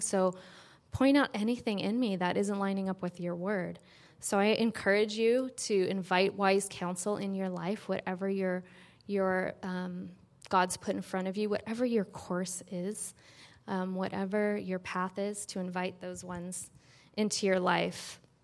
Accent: San Francisco, California, United States; growing up in San Francisco, spending half the time there at my dad's

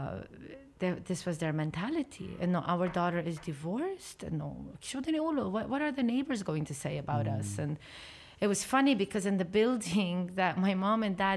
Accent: Beirut, Lebanon; born or raised there; also born or lived in Abu Dhabi, United Arab Emirates

